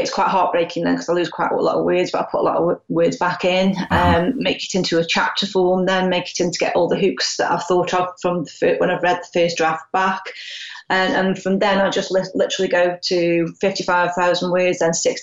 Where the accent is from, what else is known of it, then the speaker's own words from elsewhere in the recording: United Kingdom; obviously with being British, quite British, and obviously working class